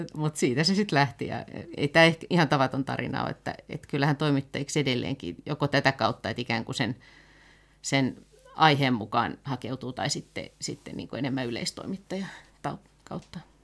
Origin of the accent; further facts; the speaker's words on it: Helsinki, Uusimaa, Finland; mä oon ihan lapsena asunut Pakilassa ja sitten tota, kouluja käynyt pitkälti tuolla Munkkiniemessä